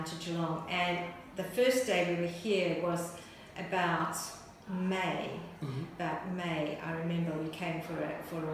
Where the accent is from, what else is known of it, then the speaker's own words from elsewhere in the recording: Zambia; also born or lived in Ireland; now in Australia; So I was born in Zambia. I'm the child, the eldest child of four of Irish migrants.